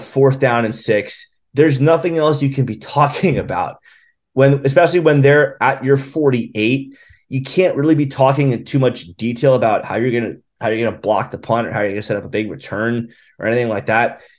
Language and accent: English; New Jersey, United States; moved away; growing up in New Jersey